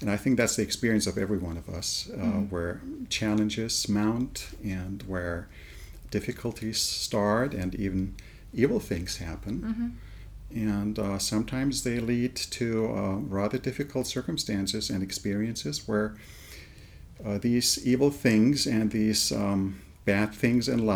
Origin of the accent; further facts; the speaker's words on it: Germany; moved away as an adult; also born or lived in England / United States; I was born and raised in Germany